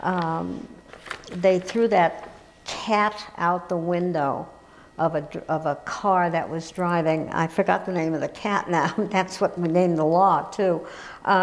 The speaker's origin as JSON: {"language": "English", "region": "New York", "country": "United States", "tie": "born or raised there", "moved": "yes", "lives_now": "Colorado, United States", "said": "growing up in New York"}